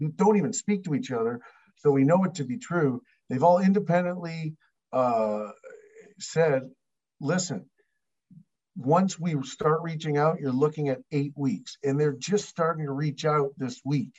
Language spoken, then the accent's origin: English; Canada; we're Canadian